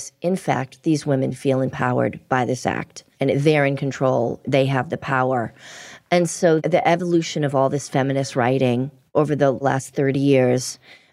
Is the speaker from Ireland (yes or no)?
no; Boston, Massachusetts, United States; We grew up in Boston.